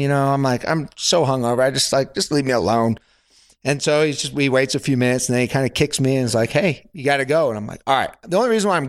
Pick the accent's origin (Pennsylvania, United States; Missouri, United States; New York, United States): Pennsylvania, United States; moved away as an adult; also born or lived in Alabama; I was from Pennsylvania.